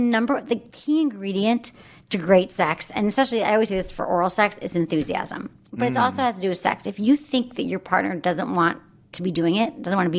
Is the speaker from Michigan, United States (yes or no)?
yes; Michigan, United States; Where are you from? Michigan.